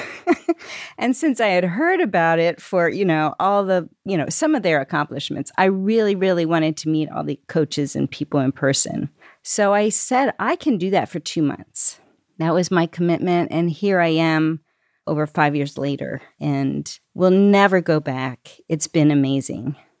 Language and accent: English; Lancaster, Pennsylvania, United States; I grew up here in Lancaster, Pennsylvania